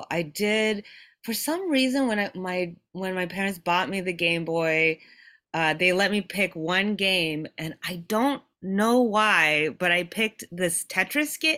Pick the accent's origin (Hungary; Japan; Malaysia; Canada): Japan; I so I I was born and raised in Japan